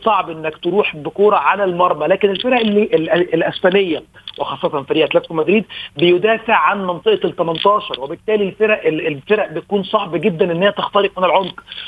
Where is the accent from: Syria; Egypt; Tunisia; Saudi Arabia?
Egypt; كلنا كمصريين وكلنا كعرب